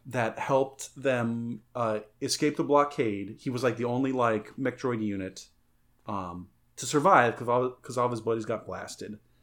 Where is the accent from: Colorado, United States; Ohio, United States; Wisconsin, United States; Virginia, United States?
Colorado, United States; San Luis Valley; growing up in the San Luis Valley, where the spring is windy as shit.